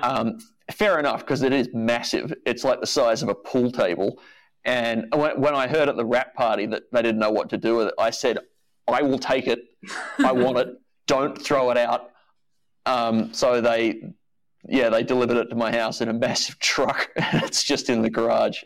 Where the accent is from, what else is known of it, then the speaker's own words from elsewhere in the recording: Australia; being Australian